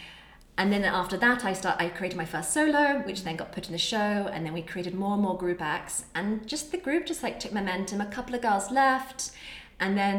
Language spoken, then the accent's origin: English; England, United Kingdom; being English